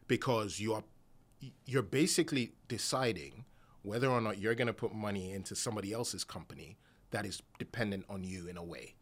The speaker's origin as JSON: {"language": "English", "country": "Nigeria", "said": "Nigerian myself"}